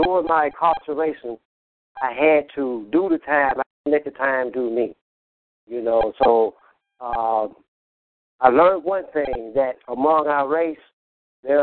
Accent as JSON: {"language": "English", "town": "Memphis", "region": "Tennessee", "country": "United States", "tie": "born or raised there", "also_born_or_lived": "Illinois", "accent": "southern", "said": "I was born in Illinois, Illinois. I've been living in Memphis for 40 years"}